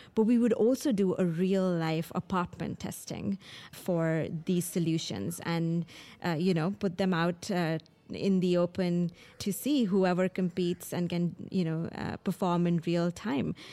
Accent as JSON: {"language": "English", "town": "New Delhi", "region": "Delhi", "country": "India", "tie": "born or raised there", "said": "I grew up in Delhi, in New Delhi in India"}